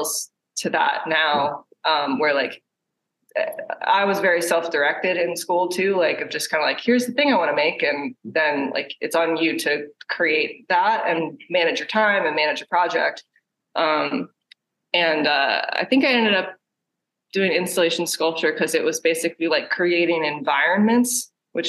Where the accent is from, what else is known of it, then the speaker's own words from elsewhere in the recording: Maryland, United States; moved away as an adult; also born or lived in Baltimore, Maryland; now in Pittsburgh, United States; I'm from Maryland. And actually moved to Pittsburgh from Baltimore